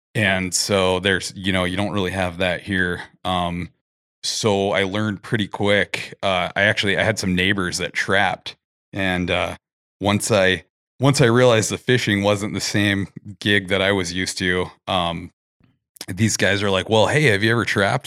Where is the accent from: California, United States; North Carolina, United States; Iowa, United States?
California, United States; Big Bear Lake; now in Alaska, United States; I'm originally from Big Bear Lake, California